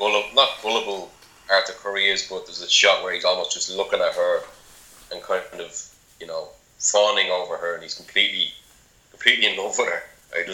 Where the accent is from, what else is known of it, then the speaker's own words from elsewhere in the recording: Ireland; I'm Irish.